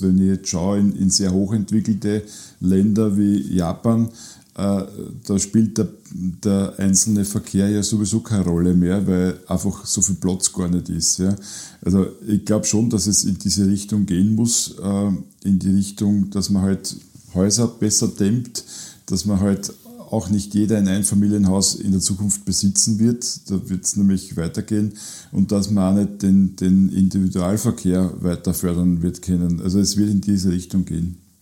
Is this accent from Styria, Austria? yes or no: no; Burgenland, Austria; bei uns im Burgenland